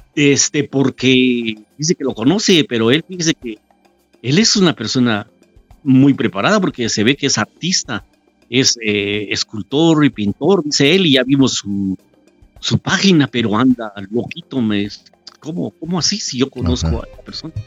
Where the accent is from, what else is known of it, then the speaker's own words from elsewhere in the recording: Quetzaltenango, Guatemala; now in Mexico; yo soy de Guatemala, ¿de dónde? De Shela